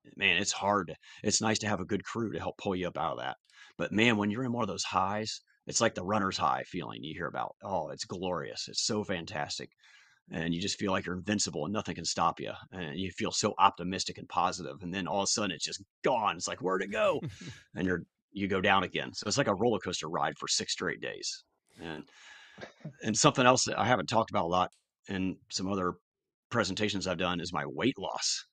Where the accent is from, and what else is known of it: Columbus, United States; born or raised there